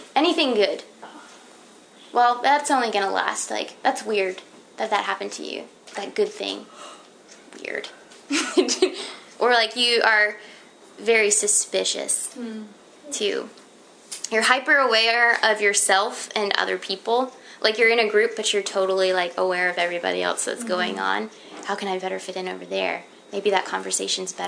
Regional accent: Florida, United States; I'm from Florida

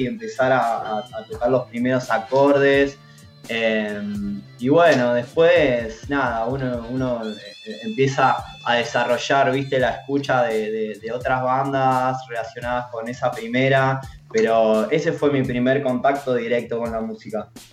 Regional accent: Mar del Plata, Buenos Aires Province, Argentina; moved away as an adult; now in Buenos Aires, Argentina; soy Mar del Plata

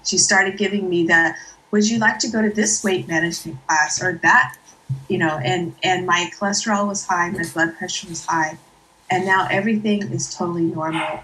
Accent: Santa Clara, California, United States; I'm from the South Bay in Santa Clara

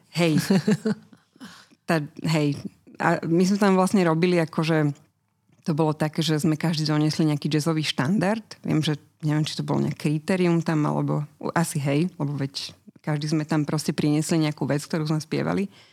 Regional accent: Bratislava, Bratislava Region, Slovakia; moved away as an adult; narodila som sa v Bratislave.

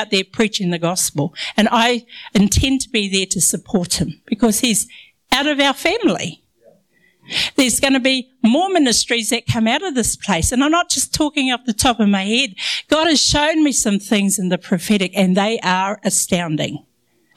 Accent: Ngāpuhi, Northland, New Zealand; accent: Maori; I'm brown. I'm from Ngāpuhi.

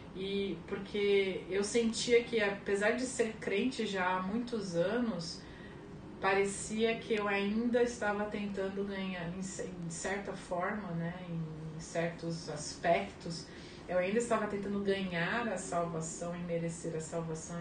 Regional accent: São Vicente, São Paulo, Brazil; also born or lived in Santos; Eu nasci em Santos, né, mas a minha família toda na época morava em São Vicente

